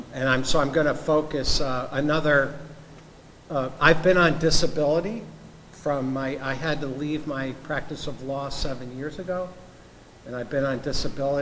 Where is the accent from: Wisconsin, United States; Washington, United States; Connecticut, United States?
Connecticut, United States; Brookfield; I grew up in Brookfield, Connecticut